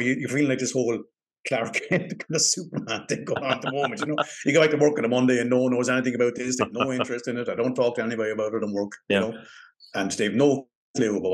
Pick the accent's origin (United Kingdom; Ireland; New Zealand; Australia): Ireland; Waterford, Munster; I feel like a fucking tourist in my own country